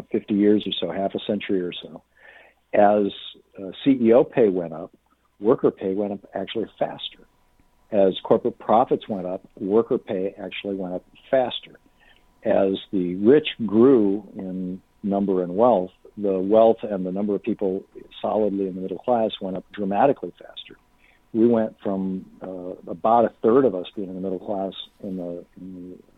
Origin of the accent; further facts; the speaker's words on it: Lansing, Michigan, United States; I grew up in Lansing.